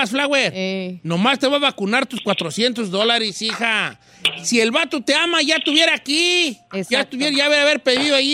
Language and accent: Spanish; Guatemala; Yo soy de Guatemala.